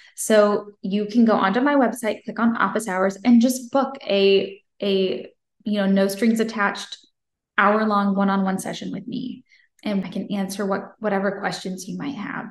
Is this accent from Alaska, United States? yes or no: no; Franklin, Tennessee, United States; my hometown of Franklin, Tennessee